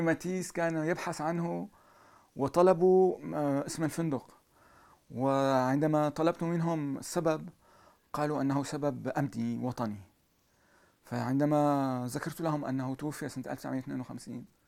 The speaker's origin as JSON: {"language": "Arabic", "town": "Aleppo", "region": "Aleppo Governorate", "country": "Syria", "moved": "yes", "lives_now": "Paris, France", "said": "أنا أنا ارتبطت بحلب أكثر من كوني حلبي"}